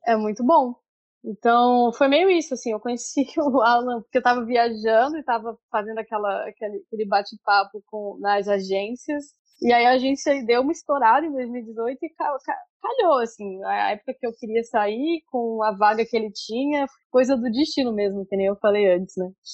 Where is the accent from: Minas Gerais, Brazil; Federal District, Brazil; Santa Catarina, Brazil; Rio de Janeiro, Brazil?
Federal District, Brazil; Brasília; moved away as an adult; also born or lived in São Paulo, Brazil; now in Dublin, Ireland; eu sou de Brasília e em Brasília eu tive a oportunidade de trabalhar na agência júnior da minha faculdade